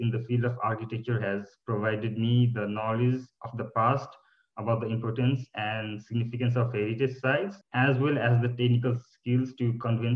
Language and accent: English; Kathmandu, Bagmati, Nepal; born or raised there; moved away as an adult; now in Cottbus, Germany